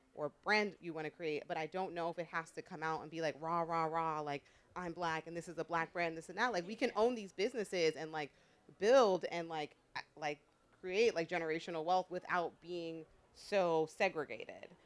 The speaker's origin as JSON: {"language": "English", "town": "New York City", "region": "New York", "country": "United States", "tie": "born or raised there", "also_born_or_lived": "Philadelphia", "said": "I grew up in New York"}